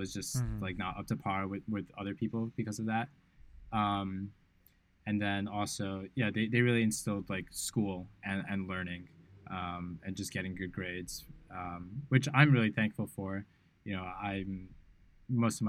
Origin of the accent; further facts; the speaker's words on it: New York City, New York, United States; moved away as an adult; now in Bali, Indonesia; growing up in New York City is quite interesting.